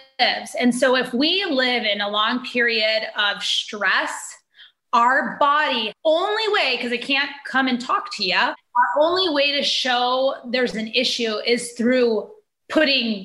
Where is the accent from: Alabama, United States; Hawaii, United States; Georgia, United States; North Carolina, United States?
Hawaii, United States; moved away; I grew up in Hawaii